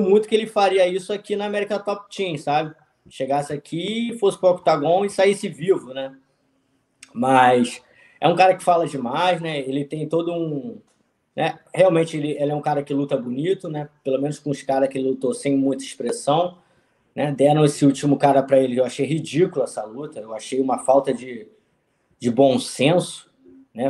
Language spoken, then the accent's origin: Portuguese; Rio de Janeiro, Brazil; moved away as an adult; now in United States; Sou do Rio de Janeiro, conheço bem a malandragem